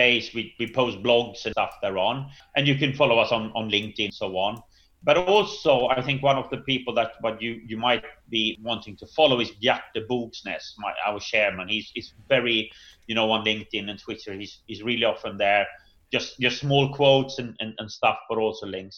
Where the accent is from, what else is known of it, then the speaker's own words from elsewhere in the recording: Sweden; I'm from Sweden